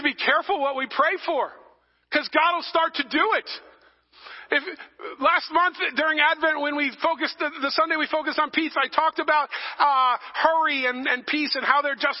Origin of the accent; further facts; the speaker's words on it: New England, United States; also born or lived in New Jersey; I'm from New England. We're not nice people